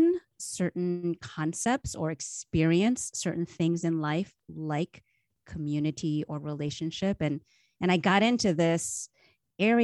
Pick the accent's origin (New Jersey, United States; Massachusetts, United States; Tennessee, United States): New Jersey, United States; Northern; now in California, United States; I grew up in New Jersey, Northern Jersey, right outside metropolitan New York, suburbs in the 80s